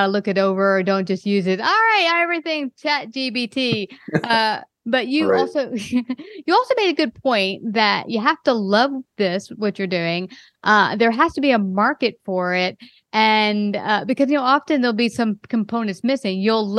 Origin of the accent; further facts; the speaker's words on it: Brooklyn, New York, United States; now in Texas, United States; I came from Brooklyn, New York. I just moved recently to Texas.